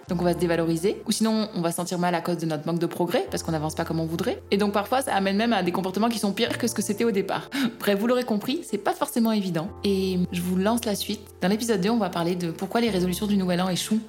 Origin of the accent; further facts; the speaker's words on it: France; En tant que Français